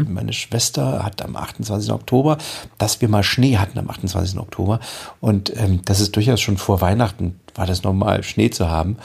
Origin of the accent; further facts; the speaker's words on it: East Germany, Germany; ich bin in der DDR aufgewachsen.